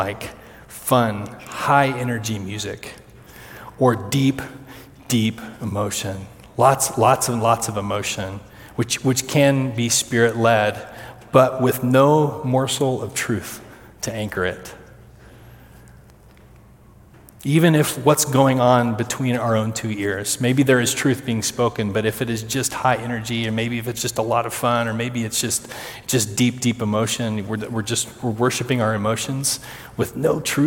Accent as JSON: {"language": "English", "region": "Kansas", "country": "United States", "said": "I'm from Kansas"}